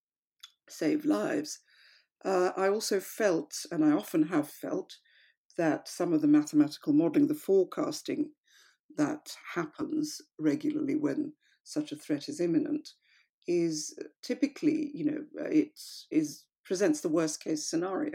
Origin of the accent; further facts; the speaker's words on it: India; now in United Kingdom; I come from India